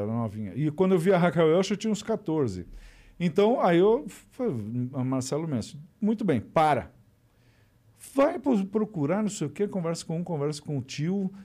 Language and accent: Portuguese; Brazil; moved away as an adult; also born or lived in Beverly Hills, United States; sou brasileira